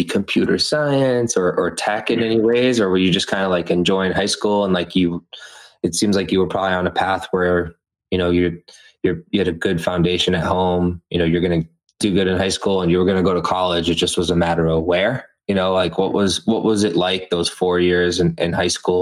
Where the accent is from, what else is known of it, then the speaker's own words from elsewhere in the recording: Methuen, Massachusetts, United States; also born or lived in Los Angeles; my hometown now, Methuen